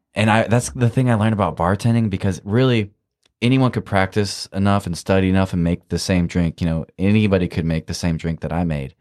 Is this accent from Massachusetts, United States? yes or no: no; Iowa, United States; I'm from Iowa